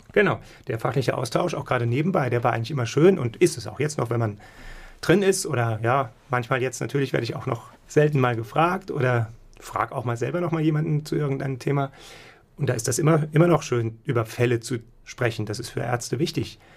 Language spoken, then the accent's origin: German; Saarbrücken, Saarland, Germany; also born or lived in Munich / Krefeld; now in Mainz, Germany; dann bin ich eigentlich aufgewachsen und meine, sagen wir mal, Stadt der Schule, das ist Saarbrücken